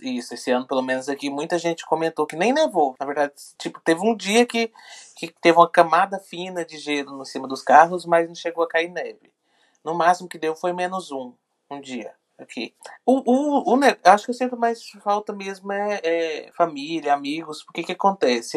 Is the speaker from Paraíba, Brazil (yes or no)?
no; Goiânia, Goiás, Brazil; moved away as an adult; now in London, United Kingdom; sou de Goiânia.